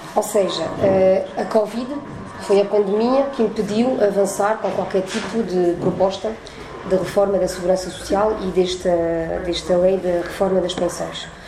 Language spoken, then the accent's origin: Portuguese; France; continuo a residir em França, na cidade onde nasci, uh, já há 45 anos